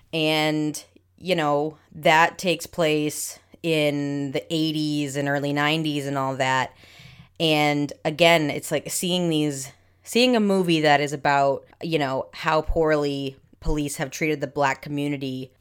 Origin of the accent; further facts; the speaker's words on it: New England, United States; We're from New England, so we say Auntie.